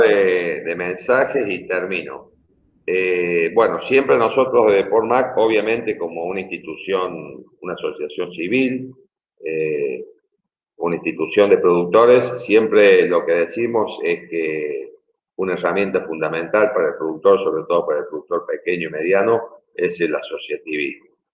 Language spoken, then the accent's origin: Spanish; Argentina